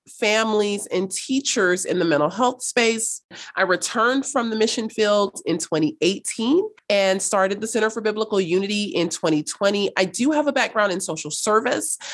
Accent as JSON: {"language": "English", "town": "Los Angeles", "region": "California", "country": "United States", "tie": "born or raised there", "also_born_or_lived": "North Hollywood, California / Cape Town, South Africa", "said": "I was raised in South Los Angeles. I grew up there until, gosh, I was about sixteen"}